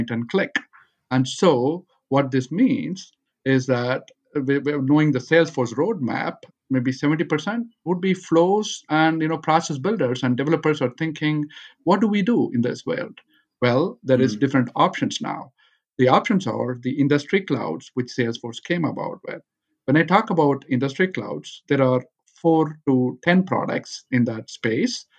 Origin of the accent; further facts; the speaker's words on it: Chennai, Tamil Nadu, India; moved away as an adult; now in United States; I am originally from Chennai, India